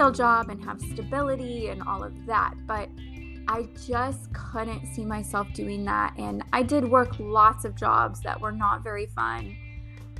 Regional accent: Ottawa, Ontario, Canada; now in Arizona, United States; I'm originally from Ottawa, Canada, which is the capital of Canada.

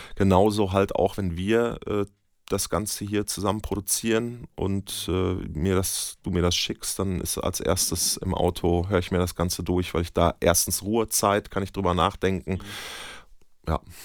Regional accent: Bönen, North Rhine-Westphalia, Germany; also born or lived in Dortmund; Gebürtiger Dortmunder, aber ich komme aus Böhmen ja. und wohne da auch heute noch

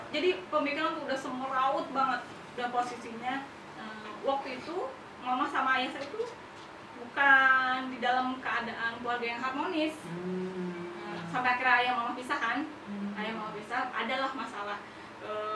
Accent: Cibinong, West Java, Indonesia; Saya lahirnya di sini di Cibinong. Hmm. Anak Cibinong banget

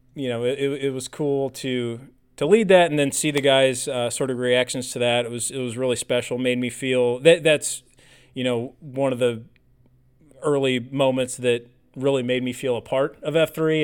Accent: Illinois, United States; I grew up in Illinois

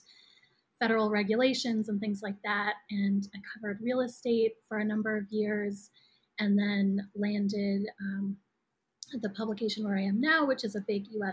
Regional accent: Toronto, Ontario, Canada; moved away as an adult; also born or lived in Vancouver, Canada / New York, United States; now in Brooklyn, United States; I was born and raised in Toronto, Canada, and did undergrad in Vancouver

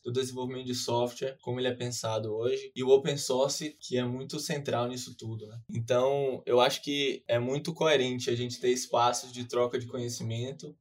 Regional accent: Salvador, Bahia, Brazil; sou natural de Salvador, Bahia

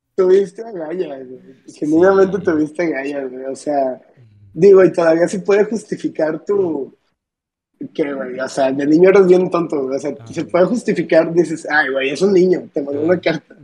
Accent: Manzanillo, Colima, Mexico; soy un de 19 años, vivo en Manzanillo, bueno, soy de Manzanillo

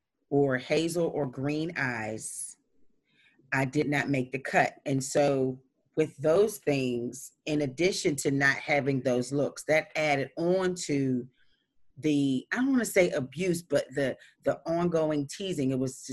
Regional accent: Pittsburgh, Pennsylvania, United States; I grew up in the Hill District, predominantly African-American community in the Pittsburgh area, and grew up in the projects, public housing.

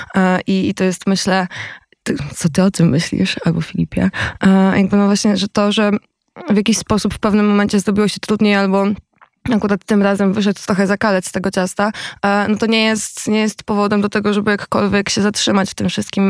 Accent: Koszalin, West Pomeranian Voivodeship, Poland; ja z Koszalina

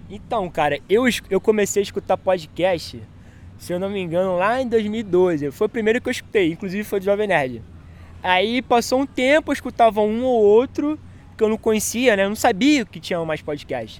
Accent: Baixada Fluminense, Rio de Janeiro, Brazil; eu vim da Baixada Fluminense, para quem não conhece, pesquisa aí, vocês vão ver como que é. É um lugar bastante pobre, é um lugar assim que a gente não tem acesso a, tipo, a teatro, biblioteca

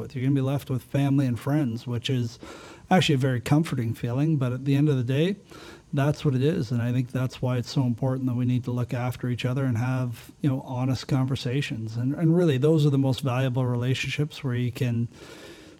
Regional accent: Hamilton, Ontario, Canada; we're in my hometown, the Hammer, and in Hamilton

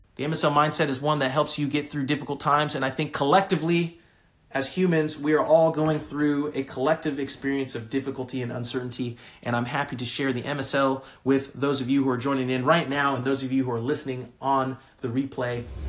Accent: California, United States; moved away; I'm from California originally.

